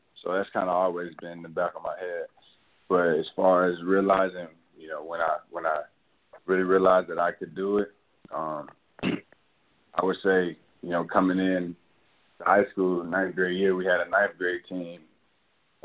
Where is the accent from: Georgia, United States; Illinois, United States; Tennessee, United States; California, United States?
Tennessee, United States; Chattanooga; also born or lived in Detroit, Michigan; I moved from Detroit at a young age, maybe 3 or 4. Moved to Chattanooga